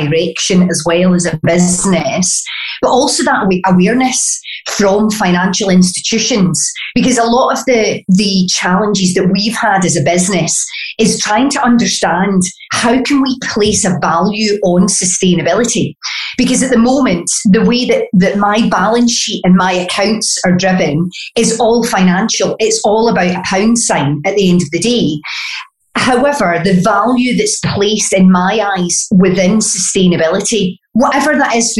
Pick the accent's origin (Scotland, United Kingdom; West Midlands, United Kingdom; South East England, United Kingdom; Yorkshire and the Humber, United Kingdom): Scotland, United Kingdom; Glasgow; accent: Glaswegian; my Glaswegian accent, being a native here